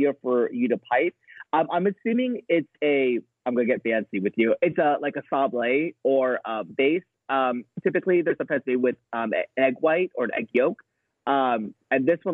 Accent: United States; I'm an American

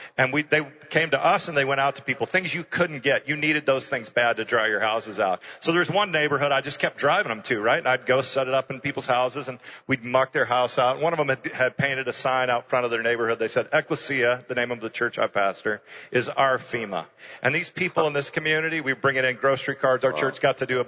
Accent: Houston, Texas, United States; I ended up starting a church in my hometown in Houston

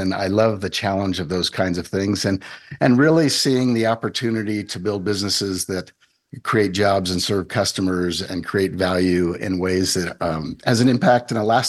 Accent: Idaho, United States; Well, I grew up in Idaho, for those of you who are listening, was the son of 2 veterinarians and was raised in the faith.

